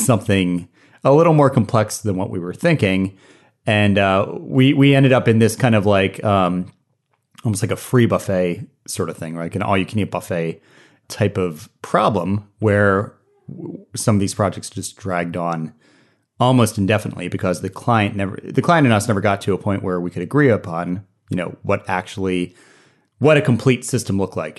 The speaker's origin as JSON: {"language": "English", "town": "Norfolk", "region": "Virginia", "country": "United States", "tie": "born or raised there", "said": "Norfolk, Virginia. which is my hometown."}